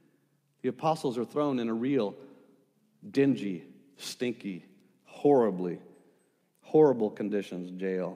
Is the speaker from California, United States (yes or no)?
no; El Paso, Texas, United States; I grew up in El Paso